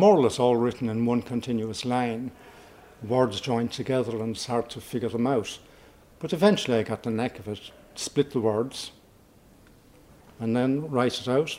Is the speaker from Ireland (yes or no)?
yes; Tralee, Munster, Ireland; now in Dublin, Ireland; I'm from Tralee originally, but I'm gone quite a long time